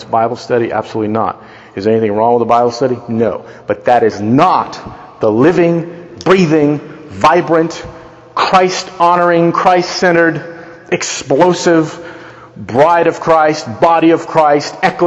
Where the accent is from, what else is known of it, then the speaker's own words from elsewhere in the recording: United States; We are Americans